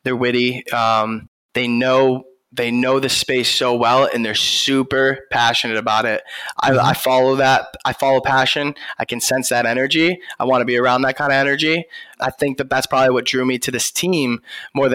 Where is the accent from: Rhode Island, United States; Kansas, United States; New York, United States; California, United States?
New York, United States; I was born in New York, grew up playing sports